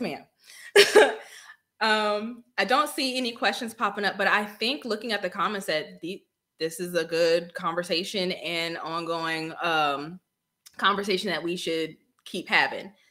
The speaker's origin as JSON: {"language": "English", "region": "Northern Virginia", "country": "United States", "moved": "as an adult", "lives_now": "Killeen, United States", "said": "I'm from Northern Virginia. So um, Prince William County and up"}